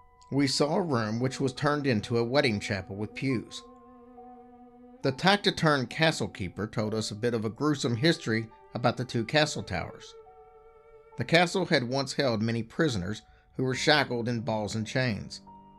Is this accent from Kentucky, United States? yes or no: yes; Louisville, Kentucky, United States; We grew up in Louisville, Kentucky, but we've gone traveling on girlfriend trips almost every year.